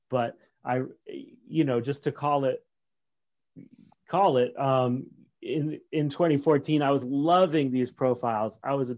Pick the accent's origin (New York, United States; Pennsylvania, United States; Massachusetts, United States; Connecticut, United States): Massachusetts, United States; also born or lived in Berlin, Vermont; And I spent about 6 years embedded in that snow until I moved to Massachusetts, where I had all my formative years.